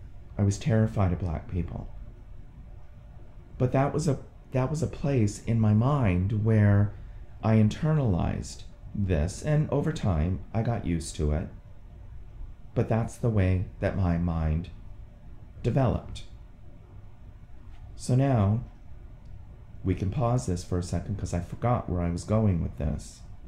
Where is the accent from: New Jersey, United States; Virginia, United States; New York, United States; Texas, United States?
Virginia, United States; Quantico; born there; So I was born in Quantico, Virginia, stayed there for 2 months.